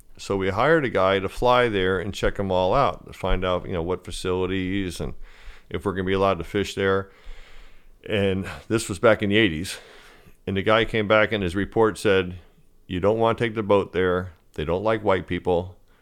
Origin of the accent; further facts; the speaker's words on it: Fort Lauderdale, Florida, United States; growing up in Fort Lauderdale